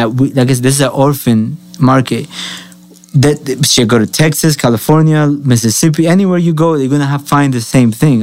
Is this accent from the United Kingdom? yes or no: no; Colombia; now in United States; I'm Colombian.